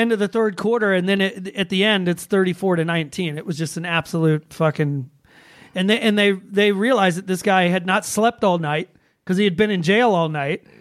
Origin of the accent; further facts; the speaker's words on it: Atlanta, Georgia, United States; my hometown of Atlanta, Georgia.